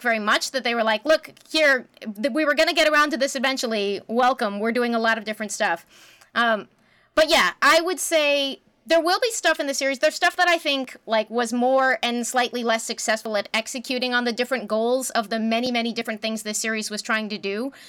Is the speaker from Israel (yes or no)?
no; Canada; as a Canadian